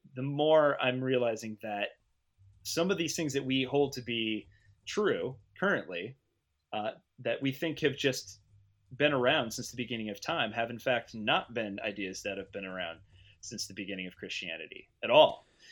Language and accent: English; United States; as an American